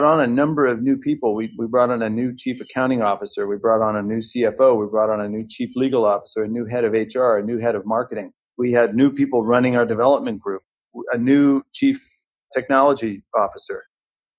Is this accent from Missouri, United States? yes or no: yes; St. Louis, Missouri, United States; I grew up in the Midwest in St. Louis, Missouri